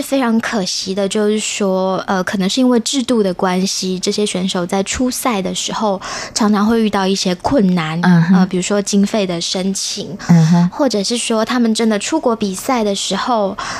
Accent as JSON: {"language": "Chinese", "country": "Taiwan", "tie": "born or raised there", "also_born_or_lived": "Europe", "moved": "as an adult", "said": "然后我在台湾长大，但是我们后来都去了欧洲"}